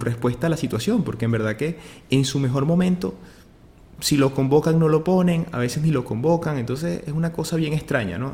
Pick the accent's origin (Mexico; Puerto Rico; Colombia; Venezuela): Venezuela; seguimos la selección de Venezuela como venezolanos